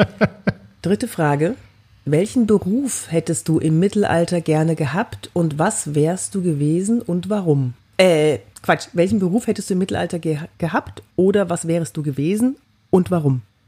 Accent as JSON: {"language": "German", "town": "Cologne", "region": "North Rhine-Westphalia", "country": "Germany", "said": "ich bin aus Köln"}